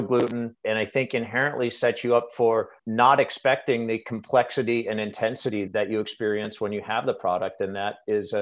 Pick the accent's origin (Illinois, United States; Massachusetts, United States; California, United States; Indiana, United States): Massachusetts, United States; outside of Boston; moved away as an adult; now in Oregon, United States; I grew up outside of Boston, but landed in Oregon 24 years ago now